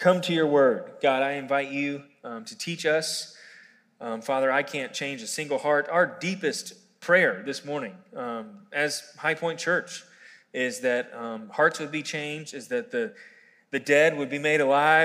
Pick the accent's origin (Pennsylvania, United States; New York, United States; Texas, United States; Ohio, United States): Pennsylvania, United States; Quarryville; I grew up here in Quarryville, and I went to Quarryville Middle School, elementary, middle, and high school, actually.